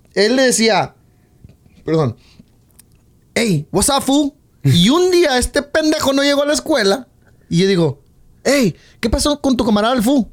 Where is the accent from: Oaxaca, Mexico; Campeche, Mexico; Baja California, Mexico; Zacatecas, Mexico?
Zacatecas, Mexico; now in United States; como mexicano